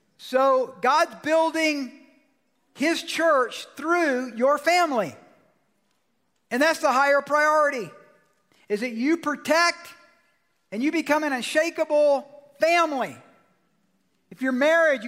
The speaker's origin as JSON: {"language": "English", "region": "Georgia", "country": "United States", "moved": "yes", "said": "I'm from Georgia"}